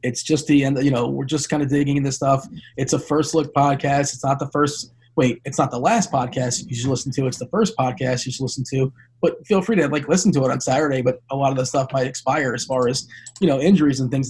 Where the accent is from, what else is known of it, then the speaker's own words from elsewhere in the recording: South Florida, United States; I grew up in South Florida.